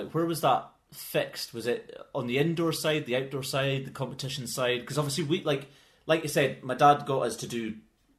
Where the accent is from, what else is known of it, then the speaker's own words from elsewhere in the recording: Inverness, Scotland, United Kingdom; We grew up climbing together in the Inverness Wall